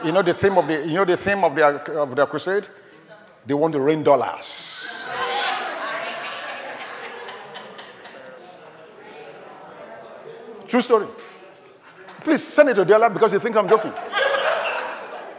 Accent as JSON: {"language": "English", "country": "Nigeria", "tie": "born or raised there", "said": "I was born in Nigeria"}